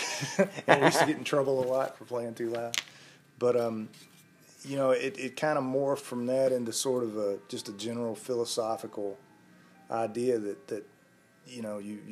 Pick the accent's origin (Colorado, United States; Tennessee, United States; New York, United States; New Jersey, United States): Tennessee, United States; Columbia; also born or lived in Lawrenceburg; I was born in Lawrenceburg, and then we moved around a lot until I started school. And when I started school, we moved to Columbia, and we've been here ever since. So all my school years are in Columbia